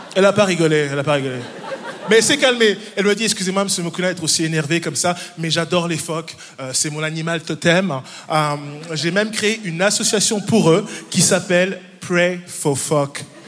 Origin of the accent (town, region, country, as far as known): Neuchâtel, Switzerland; born or raised there; also born or lived in Democratic Republic of the Congo